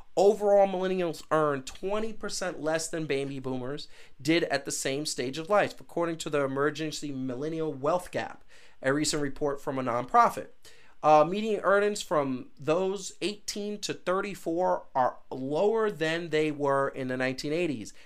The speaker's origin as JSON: {"language": "English", "town": "New York City", "region": "New York", "country": "United States", "said": "I come from Brooklyn and Queens"}